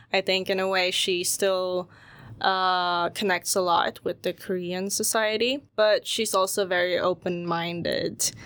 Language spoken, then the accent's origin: English; Sweden; when I was growing up in Sweden, like, um, even in school, I would be the only Asian kid there